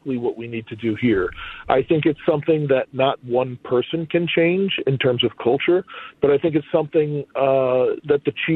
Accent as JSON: {"language": "English", "town": "Newark", "region": "New Jersey", "country": "United States", "moved": "as an adult", "lives_now": "Minneapolis, United States", "said": "I'm from Newark"}